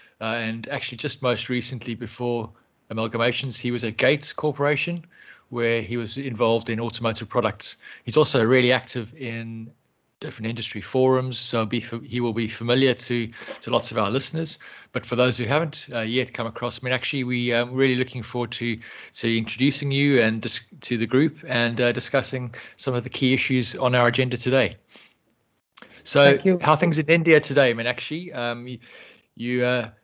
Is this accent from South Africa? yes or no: yes; South Africa; accent: South African; my South African accent